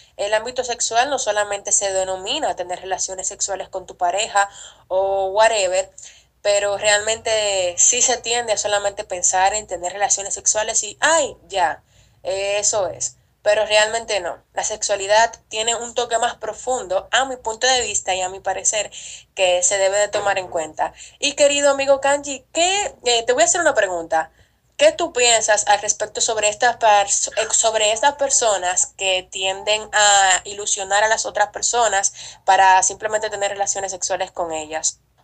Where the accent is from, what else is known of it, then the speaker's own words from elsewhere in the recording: Dominican Republic; en mi país, República Dominicana